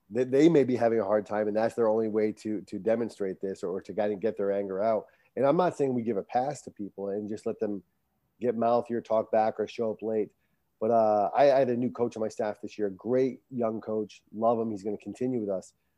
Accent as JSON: {"language": "English", "town": "Barrington", "region": "Rhode Island", "country": "United States", "tie": "born or raised there", "said": "I was born and raised in Barrington, Rhode Island"}